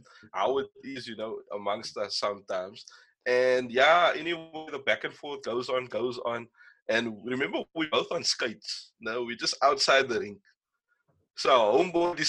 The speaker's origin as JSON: {"language": "English", "town": "Kraaifontein", "region": "Western Cape", "country": "South Africa", "said": "myself and …, we're both from like the Kraaifontein, Brackenfell area."}